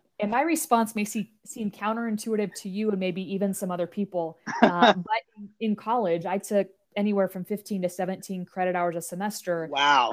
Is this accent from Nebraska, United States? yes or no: yes; Nebraska, United States; I was born and raised in Nebraska